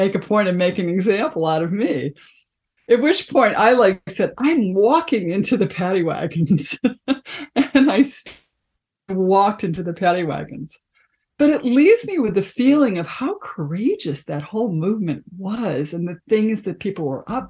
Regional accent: Chicago, Illinois, United States; I grew up in Chicago, the south side of Chicago

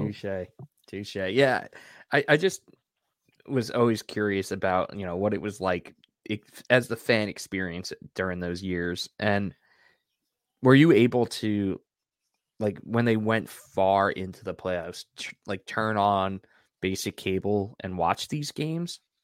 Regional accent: Deer Park, New York, United States; I grew up in Deer Park

